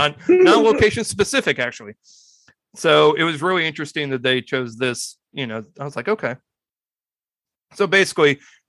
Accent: Midwest, United States; I'm from the Midwest and I'm still in the. I'm still in the biscuits and gravy area.

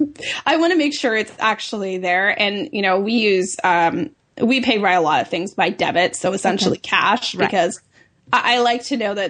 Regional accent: Canada

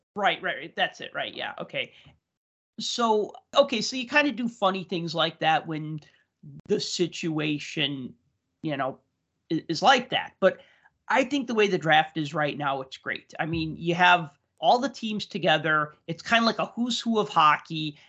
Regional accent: Chicago, Illinois, United States; I grew up in Chicago, which was not a hockey town

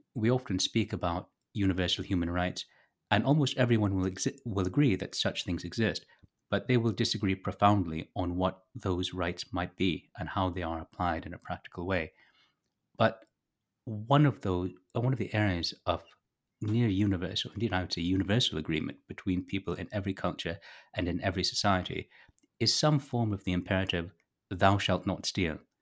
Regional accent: Toronto, Ontario, Canada; moved away as an adult; now in rural Canada; I was born in Toronto. I now live in rural Canada

